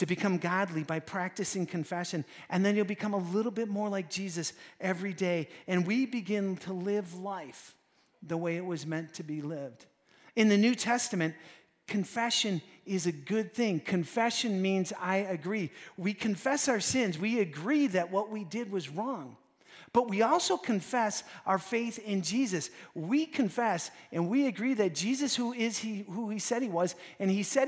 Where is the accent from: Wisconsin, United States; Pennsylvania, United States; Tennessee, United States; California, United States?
Wisconsin, United States; We're from Wisconsin